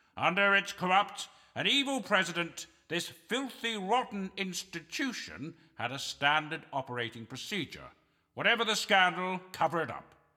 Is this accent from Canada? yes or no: yes; Canada; I'm a Canadian on his last legs